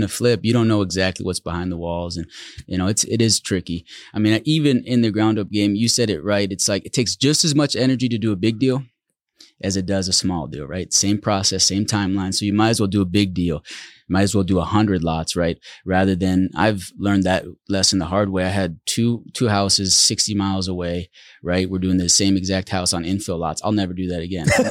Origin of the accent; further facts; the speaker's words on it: Netherlands; moved away; also born or lived in Central Oregon; We grew up in the Netherlands